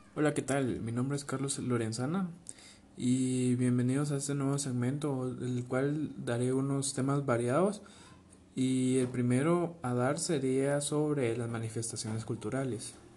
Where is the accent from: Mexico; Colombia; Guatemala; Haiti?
Guatemala